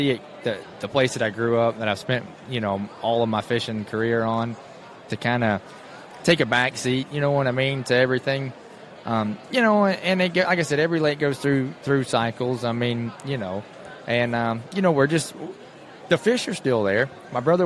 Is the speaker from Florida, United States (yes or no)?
yes; Belle Glade, Florida, United States; also born or lived in Clewiston, Florida; I grew up in Belg Lake